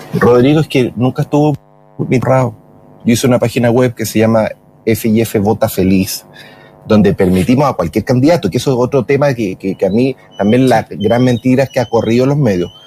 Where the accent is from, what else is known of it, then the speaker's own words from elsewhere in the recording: Chile; yo soy chileno